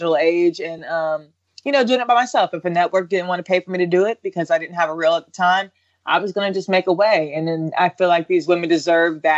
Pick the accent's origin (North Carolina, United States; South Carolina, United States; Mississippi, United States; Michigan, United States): North Carolina, United States; Raleigh; I'm from Raleigh, North Carolina